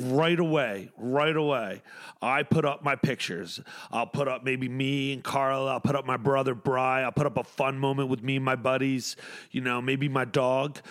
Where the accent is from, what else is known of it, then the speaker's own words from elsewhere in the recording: Atlantic City, New Jersey, United States; I'm from Atlantic City